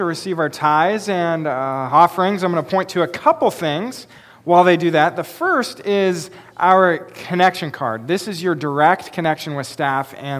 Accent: Pacific Northwest, United States; I have grown up in the Pacific Northwest

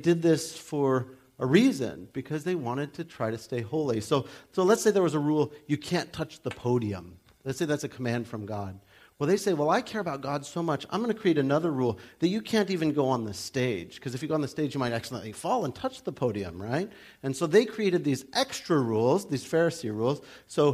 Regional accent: United States; we're from America

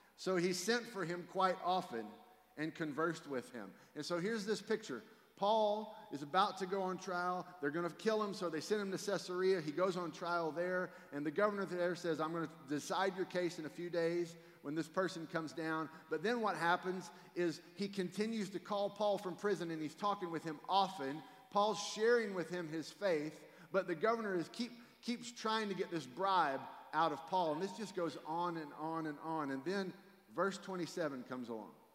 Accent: Fort Worth, Texas, United States; also born or lived in South Louisiana; I grew up here in Fort Worth, Texas, where 15 minutes early is late.

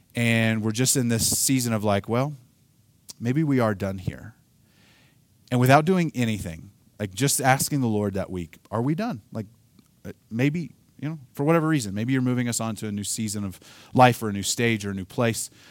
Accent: Oklahoma, United States; I'm from Oklahoma. We don't pronounce things like

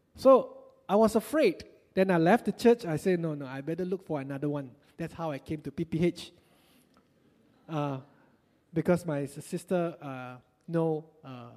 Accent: Batu Pahat, Johor, Malaysia; moved away; also born or lived in Singapore; I came from Batu Pahat, beautiful town in Malaysia

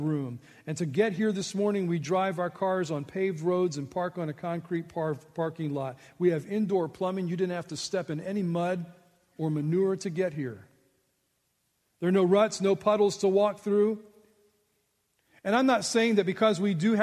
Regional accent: United States; I was born in the United States, the land of plenty

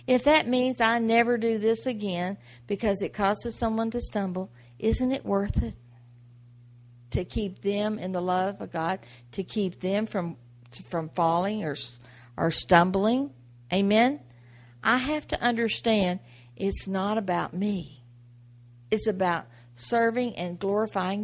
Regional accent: the South, United States; I grew up in the South

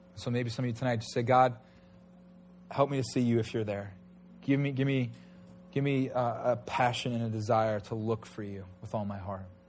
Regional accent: Huntington Station, New York, United States; I was born in Huntington Station

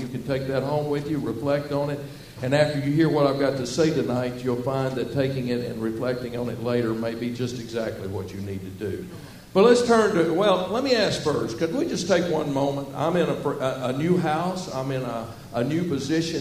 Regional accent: Southwest Arkansas, United States; where I grew up in Southwest Arkansas. I grew up talking like this, y'all.

